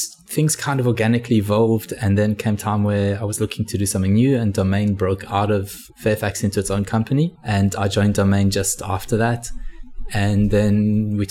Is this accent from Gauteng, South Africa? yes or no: yes; Johannesburg, Gauteng, South Africa; moved away as an adult; now in Australia; I was originally from Johannesburg in South Africa. I studied at Wits University computer science.